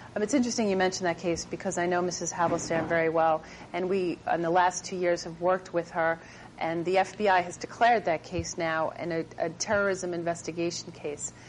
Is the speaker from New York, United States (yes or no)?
yes; Long Island, New York, United States; I grew up on Long Island